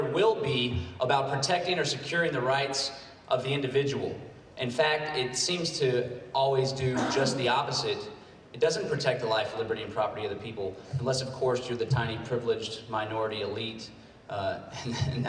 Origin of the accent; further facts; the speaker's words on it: Central Texas, United States; I hail from Central Texas